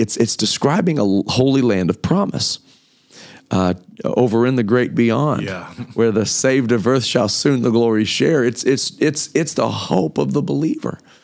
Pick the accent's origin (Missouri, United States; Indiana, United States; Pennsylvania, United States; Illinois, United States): Indiana, United States; Kokomo; moved away as an adult; also born or lived in Memphis, Tennessee; I was raised in Kokomo, Indiana.